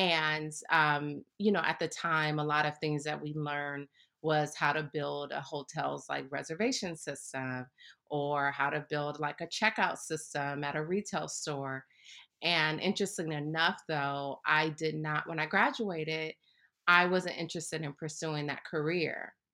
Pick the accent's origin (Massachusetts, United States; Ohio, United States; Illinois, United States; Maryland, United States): Ohio, United States; Akron; moved away; also born or lived in Nashville / New York City; I grew up in Akron, Ohio